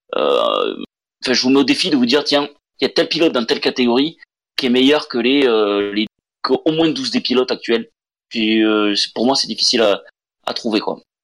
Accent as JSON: {"language": "French", "country": "France", "said": "on est français"}